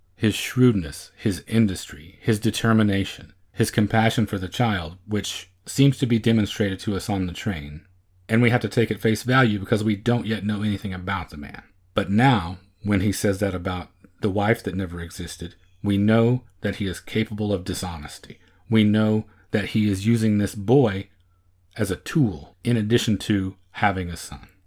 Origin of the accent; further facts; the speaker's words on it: Oklahoma, United States; moved away as an adult; now in Texas, United States; Growing up in Oklahoma and living in Texas now for almost twenty years